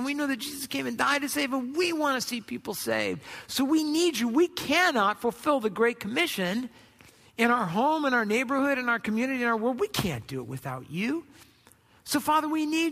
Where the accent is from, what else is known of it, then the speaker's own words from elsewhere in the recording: Southern California, United States; I grew up in Southern California.